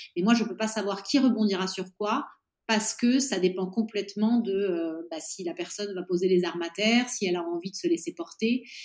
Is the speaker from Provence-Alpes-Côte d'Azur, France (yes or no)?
yes; Nice, Provence-Alpes-Côte d'Azur, France; moved away as an adult; also born or lived in Normandy / Paris / Madrid, Spain; now in Florence, Italy; Je suis née en Normandie, j'ai grandi à Nice